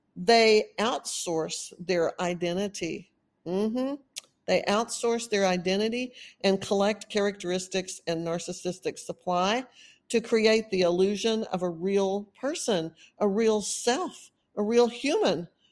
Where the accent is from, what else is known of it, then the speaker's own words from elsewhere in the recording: Texas, United States; accent: Texan; moved away as an adult; also born or lived in Austin, Texas; now in California, United States; I've been in Texas most of my life. Of course, I sound like a Texan.